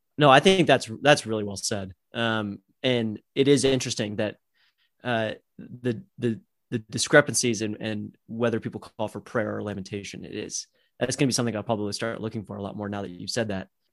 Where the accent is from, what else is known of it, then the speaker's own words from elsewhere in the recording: United States; as an American